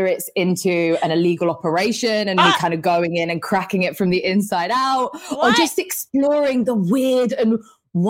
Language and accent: English; London, United Kingdom; growing up in London